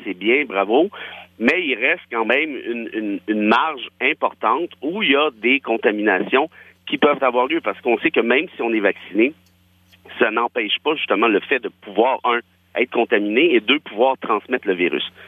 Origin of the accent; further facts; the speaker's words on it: Quebec, Canada; je suis un Québécois de région de toute façon